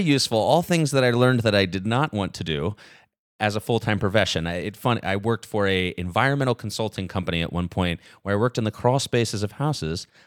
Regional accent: Nashville, Tennessee, United States; I was born and raised in Nashville, so I'm still here thirty-two years later.

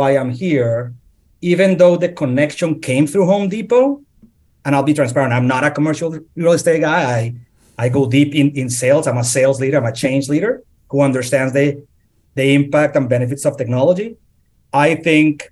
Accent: Colombia; moved away as an adult; also born or lived in Philadelphia; now in Atlanta, United States; I born and raised in Colombia

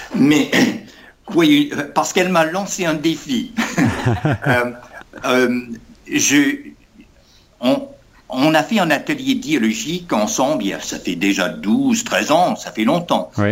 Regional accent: United States; also born or lived in Berkeley, California; en tant qu'Américain, ancien de l'Université de Californie à Berkeley

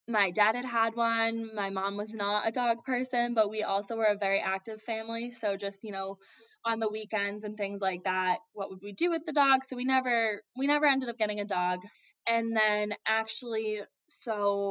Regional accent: Andover, Massachusetts, United States; I am from Andover, Massachusetts, which is a little bit north of Boston

